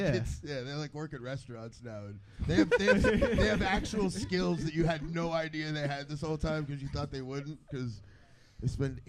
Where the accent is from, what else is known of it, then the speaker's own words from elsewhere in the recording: Miami, Florida, United States; I grew up in Miami.